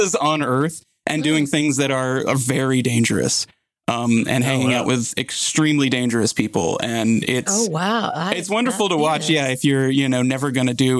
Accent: Virginia, United States; Virginia, my home state

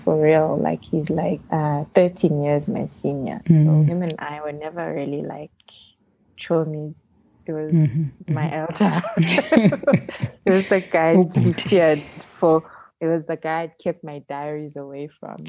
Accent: Midrand, Gauteng, South Africa; the chunk of growing up was actually in Midrand on the plot

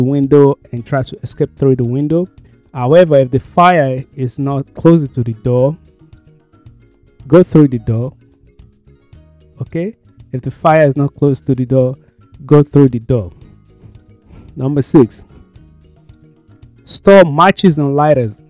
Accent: Nigeria; moved away; back home, because I came from Nigeria.

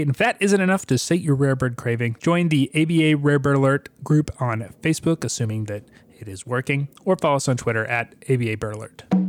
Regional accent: United States; I'm an American

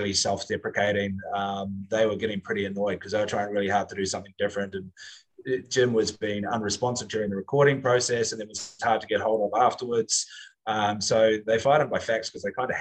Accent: New Zealand; now in Singapore; as a New Zealander

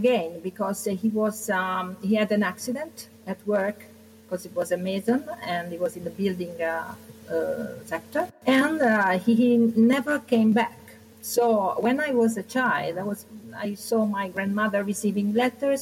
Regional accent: Giovinazzo, Apulia, Italy; now in Rome, Italy; This is the town where I am from, because I live in Rome, but I'm from Puglia

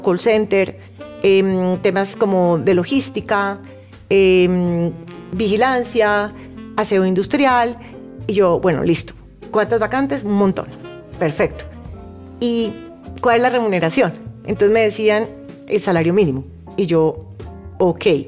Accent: Cali, Valle del Cauca, Colombia; now in Bogotá, Colombia; Originalmente soy de Cali, pero ya muchos años acá en Bogotá.

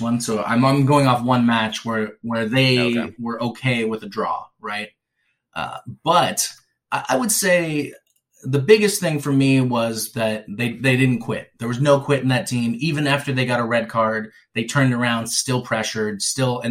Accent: Seattle, Washington, United States; I was from Seattle

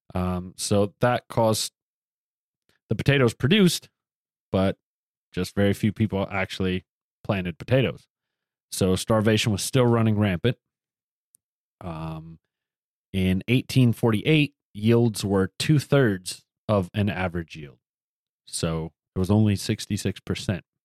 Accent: the South, United States; I come from the South

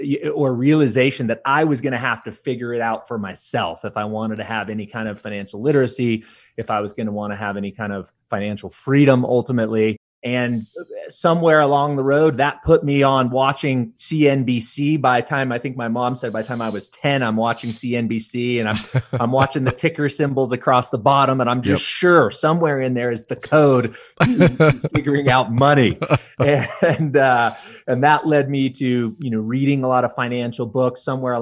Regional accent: California, United States; I was raised in Southern California and raised by a single mother.

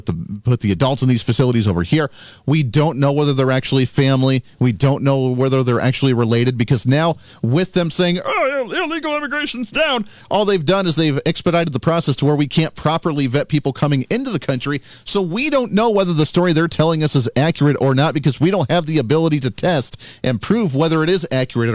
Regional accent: Colorado, United States; I grew up in Colorado

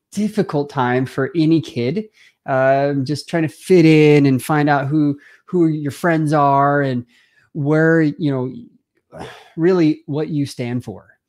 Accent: Simi Valley, California, United States; I grew up in Southern California, quite honestly, uh, I, in a family of, a big family, like my own, um, there were six kids, and my mom and dad, you know, uh, just loved us, hang out with us. We grew up on this one acre parcel of land in one of the oldest homes in Simi Valley

